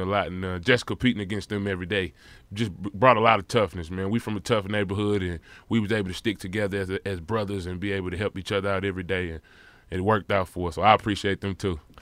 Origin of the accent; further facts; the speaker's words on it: St. Louis, Missouri, United States; as a kid growing up in St. Louis, Missouri